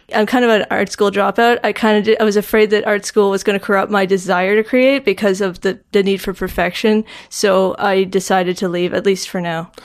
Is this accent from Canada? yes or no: yes; Halifax, Nova Scotia, Canada; born or raised there; moved away; also born or lived in Stratford, Ontario